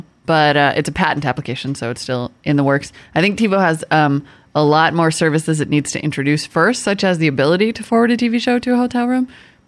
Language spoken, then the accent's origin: English; United States; accent: rural; I am from rural America, and you're going to mock my rural accent?